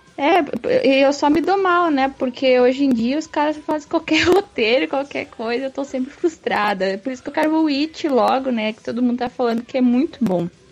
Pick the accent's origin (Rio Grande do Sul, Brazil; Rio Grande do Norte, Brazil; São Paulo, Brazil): Rio Grande do Sul, Brazil; eu sou do Rio Grande do Sul